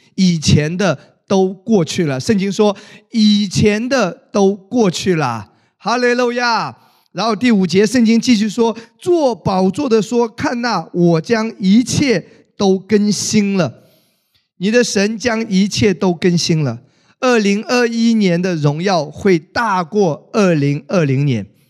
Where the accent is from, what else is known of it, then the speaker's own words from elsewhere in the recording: China; 我们中国人真正过年呢，还是春节